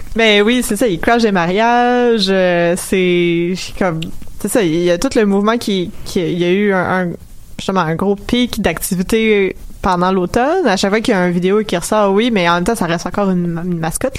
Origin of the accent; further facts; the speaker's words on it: Montreal, Quebec, Canada; je venais de Montréal